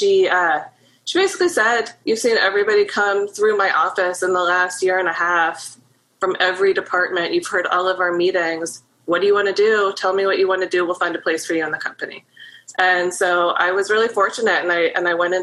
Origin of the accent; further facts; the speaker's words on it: Maryland, United States; moved away as an adult; also born or lived in New York; now in Baltimore, United States; I grew up in Maryland, and I graduated from the University of Maryland.